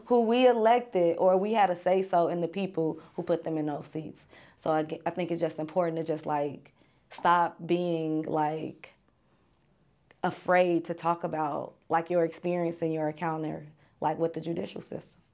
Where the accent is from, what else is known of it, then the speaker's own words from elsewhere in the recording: Chicago, Illinois, United States; I am from the south side of Chicago